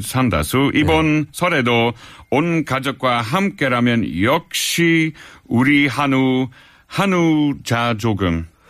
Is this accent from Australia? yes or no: yes; Australia; Korean is a second language; moved away as an adult; also born or lived in Netherlands; now in South Korea; 제가 네덜란드에서 태어났고 호주에서 자랐어요. 그리고 15년 동안 계속 한국에서 살아왔고